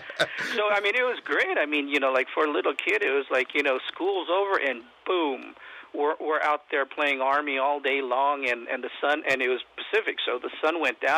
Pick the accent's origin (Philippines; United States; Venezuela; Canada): Philippines; even though I'm Filipino, you know, when I was a kid, I tried to, you know, shoot the hoops